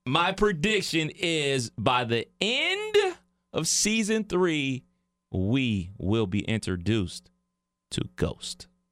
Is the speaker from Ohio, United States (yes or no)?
yes; Cleveland, Ohio, United States; moved away; my hometown of Cleveland, Ohio